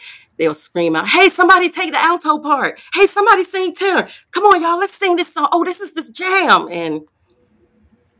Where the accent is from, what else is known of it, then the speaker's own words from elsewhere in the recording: Durham, North Carolina, United States; born and raised in Durham, North Carolina. I'm a Bull City girl.